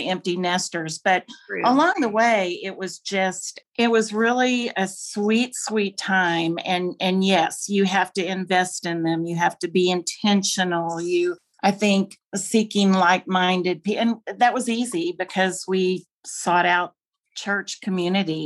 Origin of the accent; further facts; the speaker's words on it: Dallas, Texas, United States; moved away as an adult; also born or lived in Fayetteville, Arkansas / Corpus Christi, Texas / Casper, Wyoming / Richmond, Virginia; I was raised in Dallas